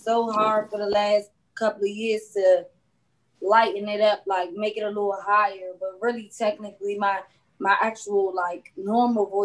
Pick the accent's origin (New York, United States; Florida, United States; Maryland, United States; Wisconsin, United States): Maryland, United States; I'm from Maryland